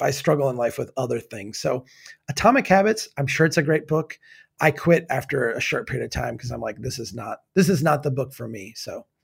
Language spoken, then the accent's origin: English; Minnesota, United States; As a Minnesotan